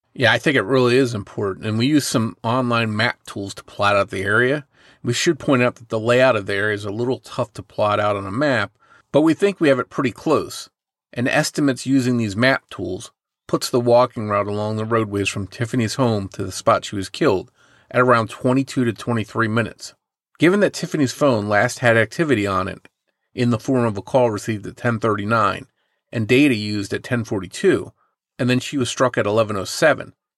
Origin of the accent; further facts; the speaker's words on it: southern New Jersey, United States; my hometown in southern New Jersey